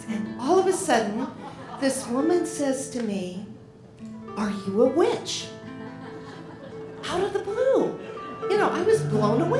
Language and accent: English; Portland, Oregon, United States; I grew up in Portland, so I used to go to dances there